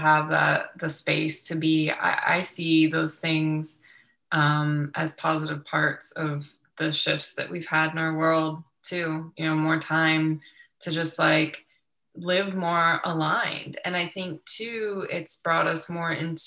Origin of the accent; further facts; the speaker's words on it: Youngstown, Ohio, United States; I grew up in Youngstown, Ohio